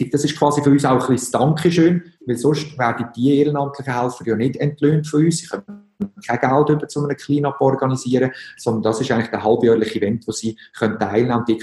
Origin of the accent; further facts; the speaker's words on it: Switzerland; Und da fehlt mir teilweise auch ein bisschen die Erklärung, dass ähm, als Schweizer, wo wir ja zuerst mal alle verschiedensten Probleme haben.